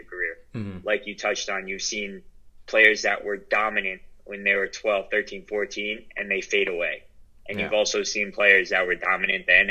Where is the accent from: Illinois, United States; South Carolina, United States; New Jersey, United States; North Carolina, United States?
New Jersey, United States; Holmdel; I grew up in Holmdel.